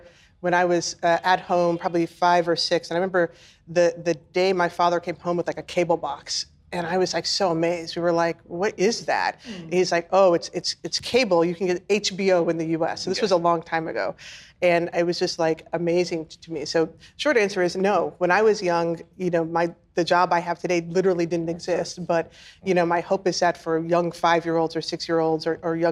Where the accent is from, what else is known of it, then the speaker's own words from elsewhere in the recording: Oklahoma, United States; moved away; also born or lived in Chicago; I'm from Oklahoma